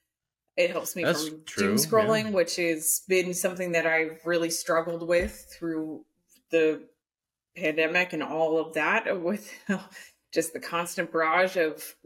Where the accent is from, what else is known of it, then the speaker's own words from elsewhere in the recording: Phoenix, Arizona, United States; moved away; also born or lived in Portland; I grew up in Phoenix originally